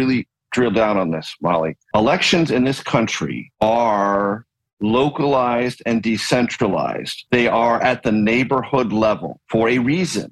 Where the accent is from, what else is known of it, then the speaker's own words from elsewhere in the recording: San Diego, California, United States; I grew up in San Diego, California